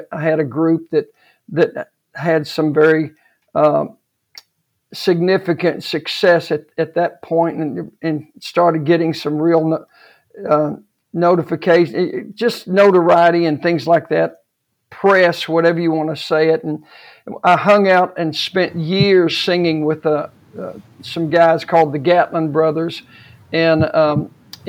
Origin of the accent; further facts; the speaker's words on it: Odessa, Texas, United States; moved away; I was raised in Odessa, Texas, which was an oil-filled town